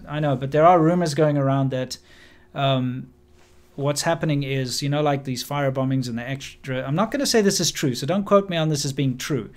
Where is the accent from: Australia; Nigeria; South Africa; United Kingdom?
South Africa; moved away as an adult; also born or lived in China; I am a South African